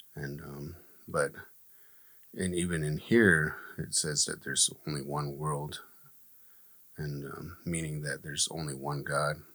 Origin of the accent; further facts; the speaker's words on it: Gila River, Arizona, United States; I'm from here from Gila River. I'm a member of the tribe Akamaroatam.